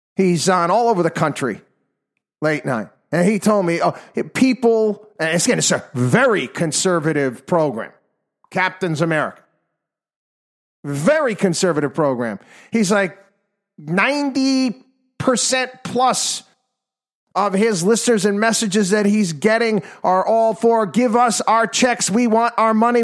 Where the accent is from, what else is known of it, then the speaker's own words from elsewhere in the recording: New York, United States; my home state now included here, the state of New York